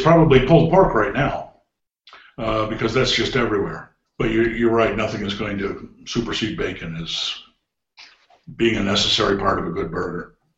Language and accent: English; Cleveland, Ohio, United States; I grew up in Cleveland